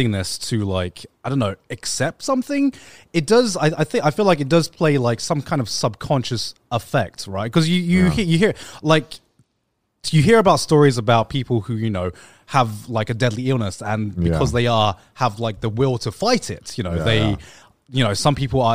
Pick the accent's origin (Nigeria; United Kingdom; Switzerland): United Kingdom; England; growing up in England